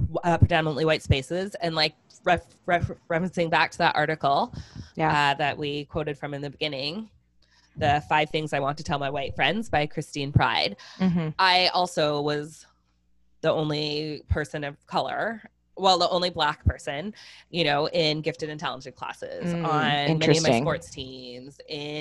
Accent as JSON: {"language": "English", "country": "Canada", "tie": "born or raised there", "said": "I was born in Canada"}